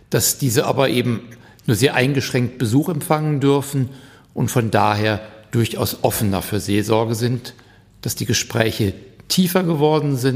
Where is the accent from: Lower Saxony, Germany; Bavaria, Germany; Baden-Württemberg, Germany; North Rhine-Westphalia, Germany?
North Rhine-Westphalia, Germany; Hagen; Ja, ich komme aus Helfe, ökumenischem Gemeindezentrum. Hagen-Helfe, ja, genau.